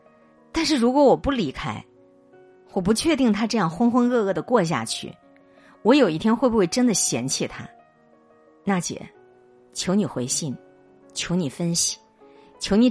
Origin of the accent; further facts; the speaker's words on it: Henan, China; 老读者可能都知道，我是个河南人。我觉得这种惨案发生在中原大地上，我特别难过。